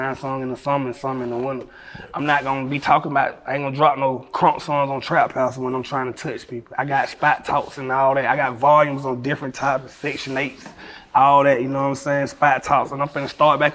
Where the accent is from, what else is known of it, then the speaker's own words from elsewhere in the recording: Atlanta, Georgia, United States; I'm from Atlanta with all the stars